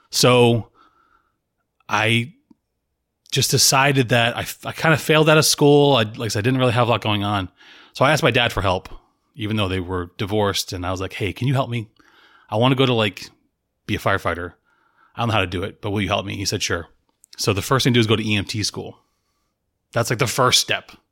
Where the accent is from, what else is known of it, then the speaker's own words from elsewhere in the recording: Salem, Massachusetts, United States; born there; I was born in Salem, Massachusetts, to a single mother. She was 19.